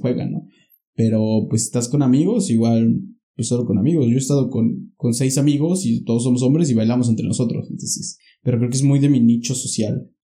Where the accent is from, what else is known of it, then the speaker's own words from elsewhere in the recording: Pachuca, Hidalgo, Mexico; moved away; yo vengo del sur de Pachuca